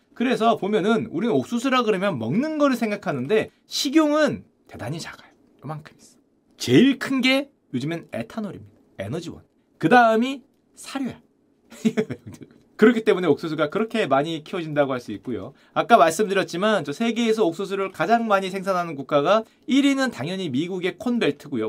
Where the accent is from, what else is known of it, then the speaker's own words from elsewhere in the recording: Gangwon, South Korea; 제 고향 강원도에